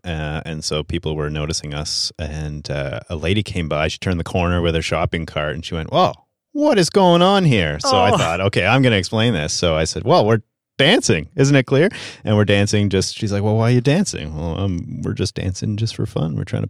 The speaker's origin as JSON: {"language": "English", "country": "Canada", "said": "I'm French Canadian."}